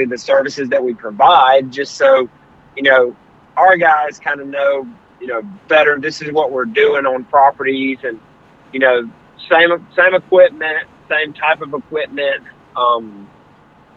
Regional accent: Hoover, Alabama, United States; I'm from Hoover, Alabama, Birmingham, Alabama

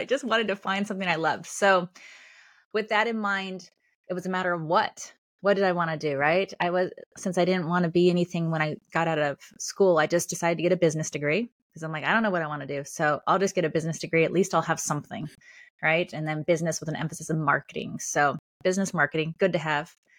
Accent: Los Angeles, California, United States; moved away as an adult; also born or lived in Australia / Colorado / Chicago, Illinois; now in Illinois, United States; I'm from California, um, or northern Los Angeles. I now live in Illinois

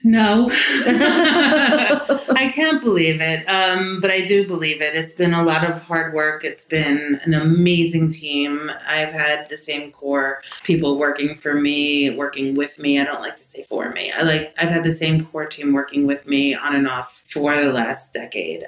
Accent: New York City, New York, United States; I'm from the Bronx. Actually, Riverdale was where I first grew up

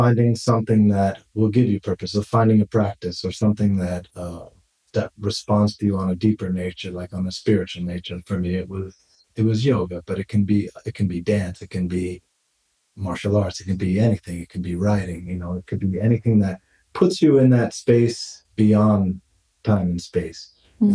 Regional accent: New York City, New York, United States; moved away as an adult; now in Barcelona, Spain; I grew up in Brooklyn, New York, Bay Ridge

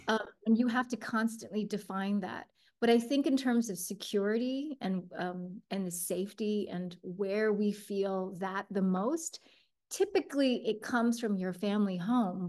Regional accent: United States; born or raised there; also born or lived in Taiwan

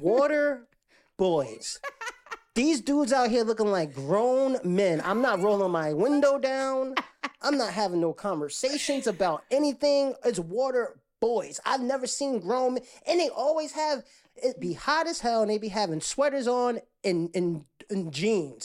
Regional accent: Jersey City, New Jersey, United States; now in Atlanta, United States; I'm from Jersey City, which now is gentrified, but when I was growing up, they had, um, there was Indian, there was, um, Latinos, blacks

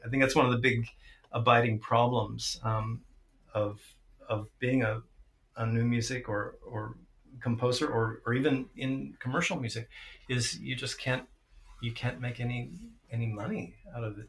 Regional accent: St. Louis, Missouri, United States; when I was a kid growing up in St. Louis, the Midwest

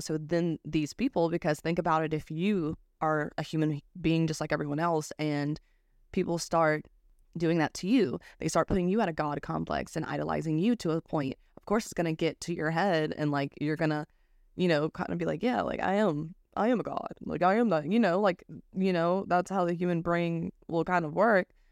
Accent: United States; I'm American

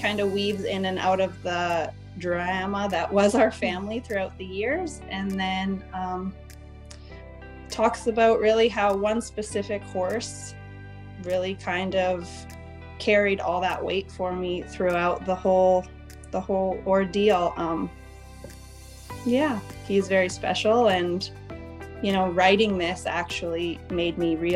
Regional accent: Vancouver Island, British Columbia, Canada; now in Alberta, Canada; I was born and raised on Vancouver Island in British Columbia.

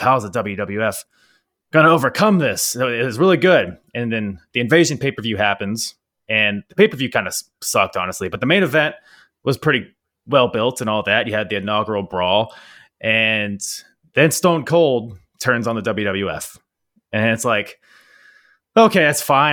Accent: United States; here in America

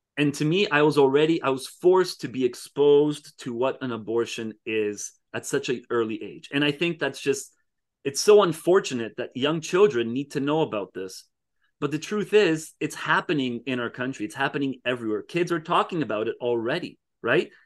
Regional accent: Canada; most of my life I've been in Canada

